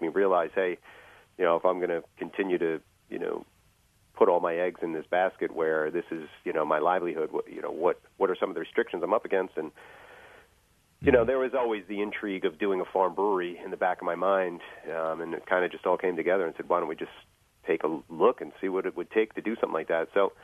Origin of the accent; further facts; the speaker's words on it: New York City, New York, United States; moved away as an adult; also born or lived in Long Island, New York; now in Garrettsville, United States; I originate from Queens, New York.